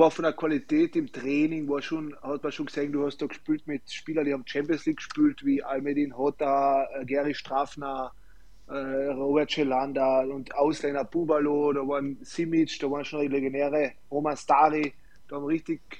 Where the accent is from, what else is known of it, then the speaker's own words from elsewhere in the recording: Klagenfurt, Carinthia, Austria; ich will in Klagenfurt sowieso in meiner Heimat bleiben